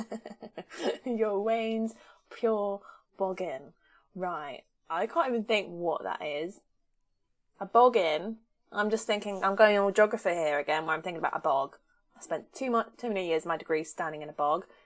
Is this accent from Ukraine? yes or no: no; Southern England, United Kingdom; accent: Southern English; my accent is ridiculously Southern English